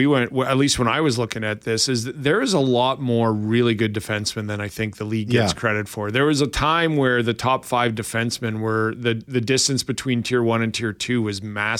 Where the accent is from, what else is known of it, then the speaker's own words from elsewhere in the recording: Winnipeg, Manitoba, Canada; Before I begin this, I'm from Winnipeg.